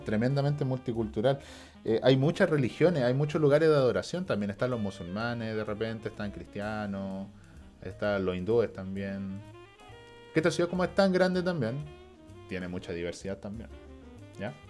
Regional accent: Chile; De Chile.

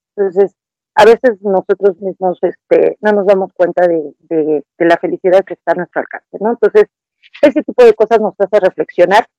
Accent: Mexico; yo en este caso hablo de México

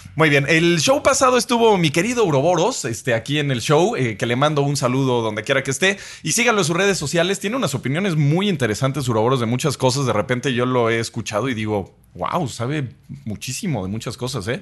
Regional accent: Mexico

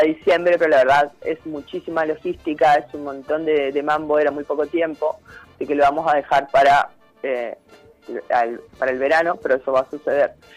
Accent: Chaco, Argentina; now in El Bolsón, Argentina; yo soy de Chaco

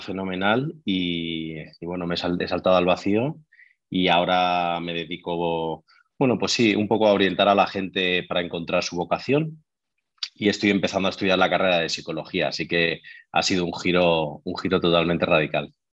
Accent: Madrid, Community of Madrid, Spain; soy de Madrid, tengo 34 años

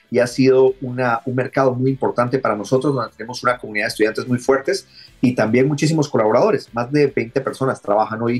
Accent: Guatemala; Eh, soy originario de Guatemala, pero ya tenía bastante tiempo rebotando por el mundo.

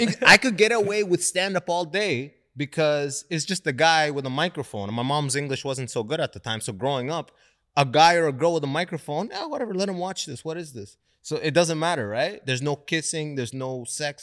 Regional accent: London, Ontario, Canada; also born or lived in Sudan; I grew up in London, Ontario, mostly white people.

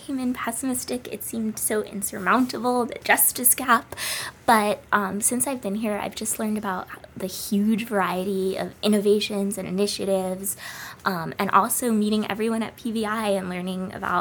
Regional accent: New York City, New York, United States; moved away as an adult; also born or lived in California; grew up in Brooklyn, New York

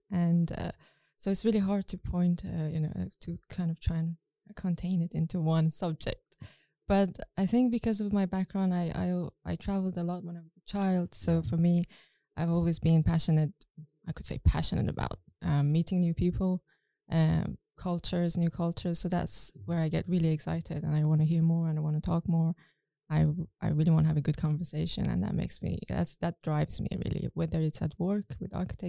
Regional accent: London, United Kingdom; moved away as an adult; now in Sweden; I'm an architect from London. I'm British Persian, so I have a Middle Eastern origin. And I studied and I worked in London as an architect for over 10 years. I lived in London for almost 17 years before moving to Sweden in 2019.

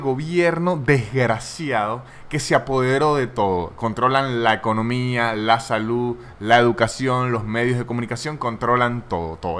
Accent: Venezuela; now in Buenos Aires, Argentina

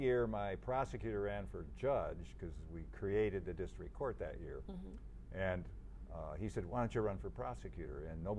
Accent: Michigan, United States; Van Buren County.

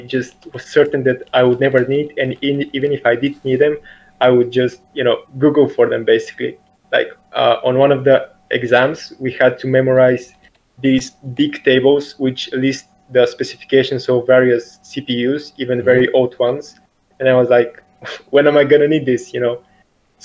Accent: Bulgaria; I'm from Bulgaria

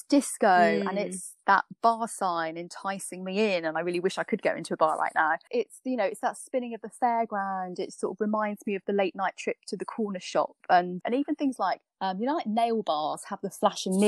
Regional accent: Norfolk, East of England, United Kingdom; I grew up in Norfolk

